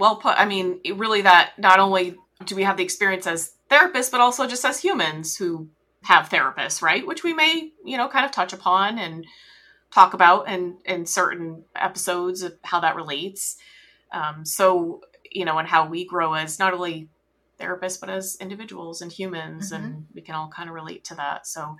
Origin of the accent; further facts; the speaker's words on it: New England, United States; we're both originally from New England. You still live in Florida. I have lived in Florida.